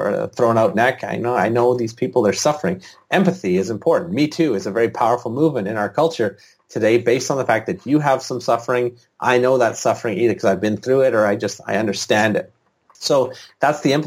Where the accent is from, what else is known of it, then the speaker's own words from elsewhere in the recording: British Columbia, Canada; in British Columbia, the province I'm from